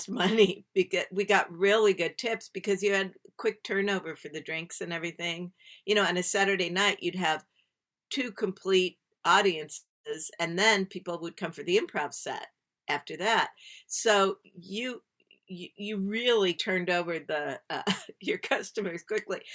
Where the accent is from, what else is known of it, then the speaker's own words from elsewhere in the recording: Chicago, Illinois, United States; growing up in Chicago, I'd been to Second City.